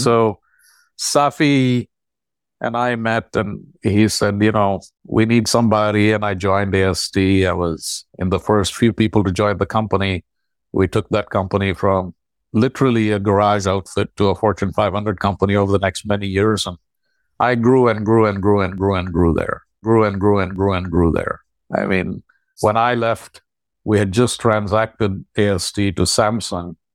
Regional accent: Bangalore, Karnataka, India; moved away as an adult; also born or lived in Arusha, Tanzania; I was the only person from Bangalore to be accepted

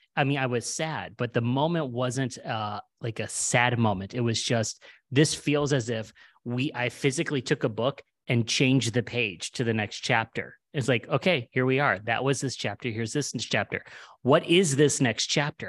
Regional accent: Cleveland, Ohio, United States; moved away; also born or lived in New York City / Los Angeles; we're originally from Cleveland

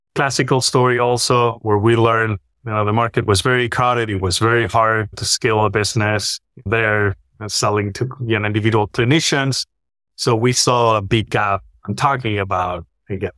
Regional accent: Spain; moved away as an adult; also born or lived in Switzerland; I'm from Spain.

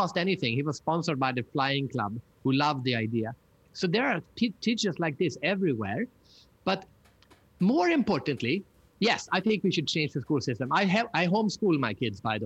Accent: Sweden; I'm from Sweden, so we have IKEA

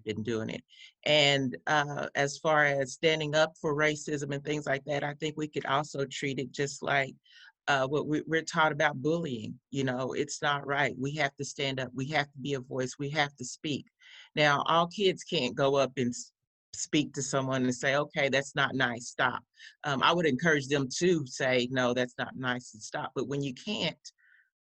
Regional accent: Tulsa, Oklahoma, United States; also born or lived in Coffeyville, Kansas; in second grade, because that's when I moved to Tulsa and went to Union Elementary School, Roy Clark

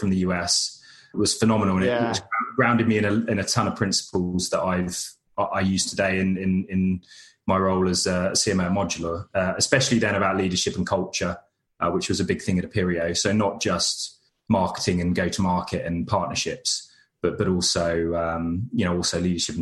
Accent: United Kingdom; accent: monotone British; my monotone British accent

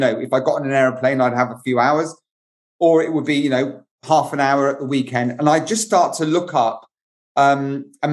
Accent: United Kingdom; as a Brit

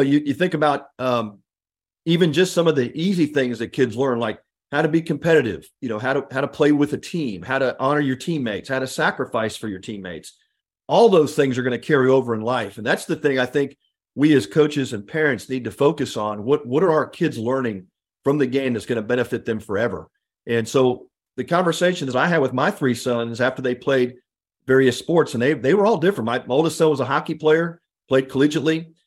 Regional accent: Houston, Texas, United States; I grew up in the Houston area

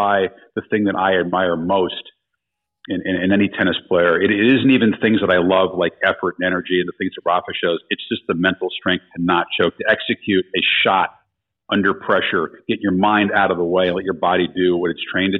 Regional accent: outside of Chicago, Illinois, United States; I grew up outside of Chicago.

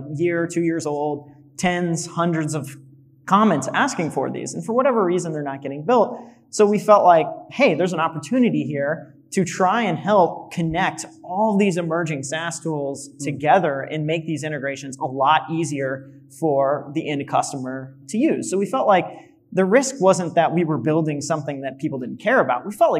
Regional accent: Missouri, United States; moved away as an adult; we're in the middle of Missouri, which I love my hometown

